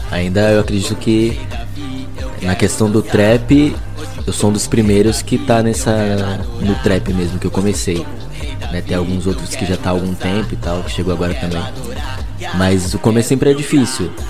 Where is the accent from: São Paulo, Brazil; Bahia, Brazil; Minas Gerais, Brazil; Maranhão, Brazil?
São Paulo, Brazil; Então, sou de São Paulo, zona norte de São Paulo.